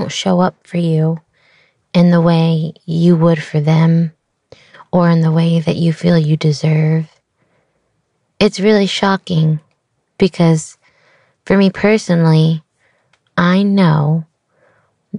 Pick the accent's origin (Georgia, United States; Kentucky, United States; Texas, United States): Texas, United States; Austin; born or raised there